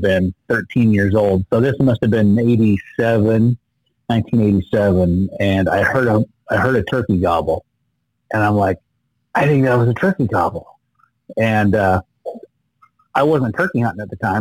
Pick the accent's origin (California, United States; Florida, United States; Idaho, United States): Idaho, United States; I was born and raised here in Idaho, uh, country boy.